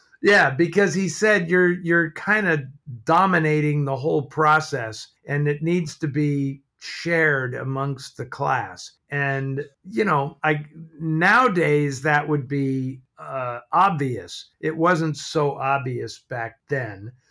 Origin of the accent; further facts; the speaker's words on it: San Francisco, California, United States; I grew up in San Francisco